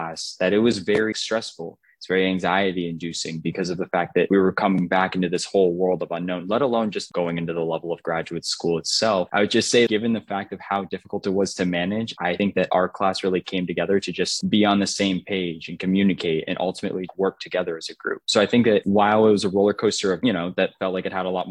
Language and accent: English; Orlando, Florida, United States; now in Athens, United States; I'm from Orlando, Florida